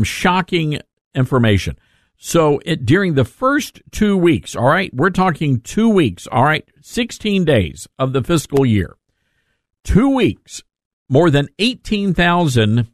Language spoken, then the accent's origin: English; Germantown, Tennessee, United States; it bothers me that this is happening in my hometown